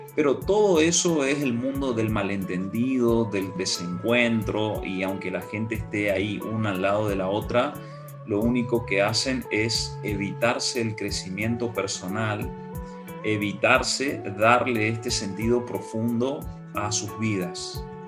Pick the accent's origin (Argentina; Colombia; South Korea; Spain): Argentina; yo evoco mi niñez en Nintlaibaté